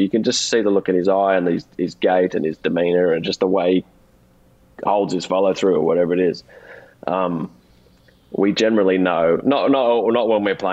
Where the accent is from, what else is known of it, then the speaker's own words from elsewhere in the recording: Australia; accent: Australian; There's a little bit of an Australian edge to mine